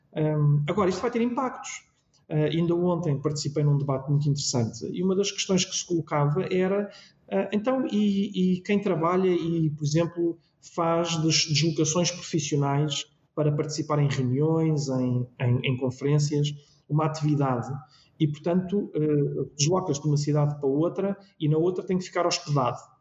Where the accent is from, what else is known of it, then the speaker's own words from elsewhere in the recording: Lisbon, Portugal; também tenho o privilégio de poder morar na minha freguesia e, portanto, foi onde eu nasci, foi onde eu cresci, é onde eu hoje moro